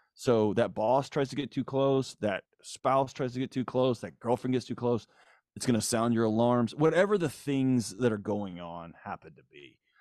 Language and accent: English; Houston, Texas, United States; I grew up in Houston